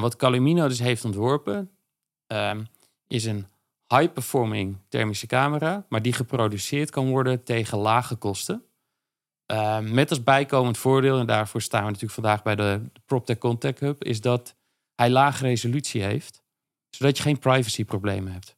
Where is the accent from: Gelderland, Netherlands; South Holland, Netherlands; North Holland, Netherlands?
Gelderland, Netherlands; Veluwe; moved away as an adult; also born or lived in Zwolle; now in Amsterdam, Netherlands; Op de Veluwe. Uh, Nijkerk en Harderwijk.